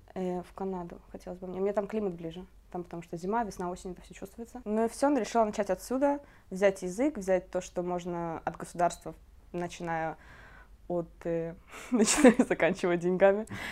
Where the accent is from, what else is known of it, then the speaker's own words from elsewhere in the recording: Kemerovo, Kemerovo Oblast, Russia; moved away as an adult; now in Israel; я изначально из Сибири, из Кемерово